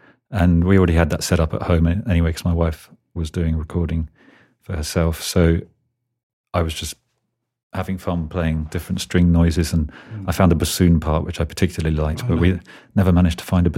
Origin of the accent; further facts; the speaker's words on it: England, United Kingdom; And I guess we're very English, which they quite like out there.